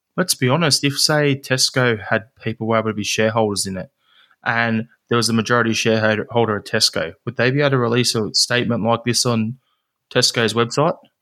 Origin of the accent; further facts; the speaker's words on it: Australia; as an Aussie